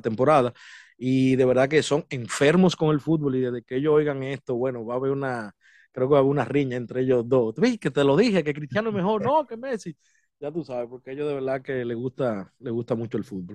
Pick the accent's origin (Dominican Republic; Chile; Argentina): Dominican Republic; now in United States; soy de República Dominicana, eh, residiendo aquí en los Estados Unidos